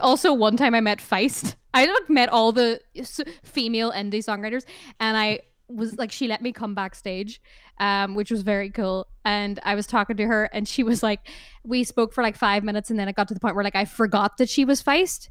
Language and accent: English; Ireland; I love being Irish